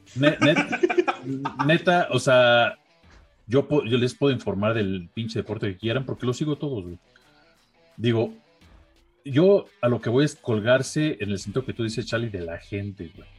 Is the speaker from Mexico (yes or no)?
yes; Mexico; yo iba a Brandon como mexicano